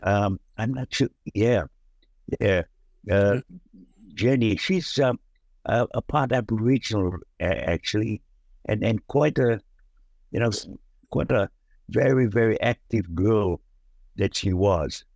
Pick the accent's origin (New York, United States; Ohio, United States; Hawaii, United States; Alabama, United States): Hawaii, United States; moved away as an adult; now in Australia; where we come from in Hawaii and America